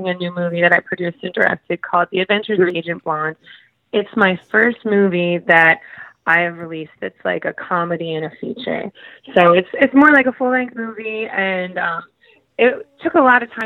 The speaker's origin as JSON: {"language": "English", "region": "Midwest", "country": "United States", "said": "I'm from the Midwest"}